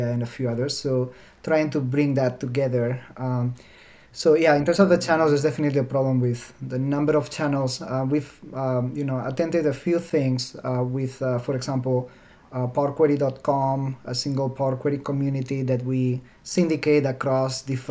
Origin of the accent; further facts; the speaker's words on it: Alicante, Valencian Community, Spain; English is a second language; moved away as an adult; now in Seattle, United States; My hometown is called Alicante